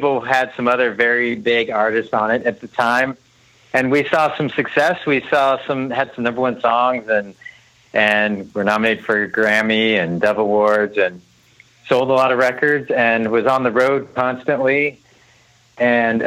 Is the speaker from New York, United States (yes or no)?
no; San Diego, California, United States; moved away as an adult; also born or lived in Nashville; I grew up in San Diego, but wanted to pursue music and went to Nashville to college